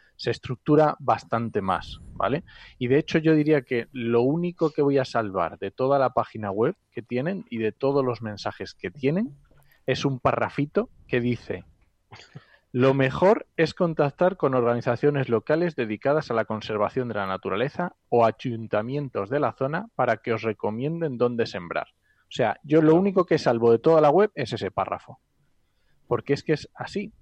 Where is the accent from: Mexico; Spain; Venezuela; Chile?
Spain; Asturias; soy asturiano